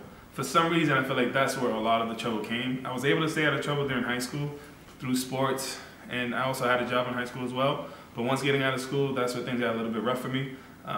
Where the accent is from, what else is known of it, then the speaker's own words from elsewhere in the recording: Boston, Massachusetts, United States; I was born in Roxbury, Mission Hill, Massachusetts